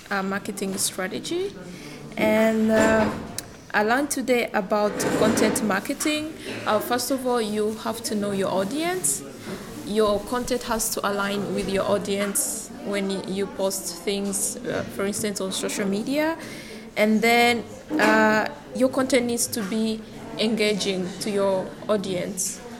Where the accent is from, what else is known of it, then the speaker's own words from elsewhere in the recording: Italy; from Italy, and I'm very happy to be here.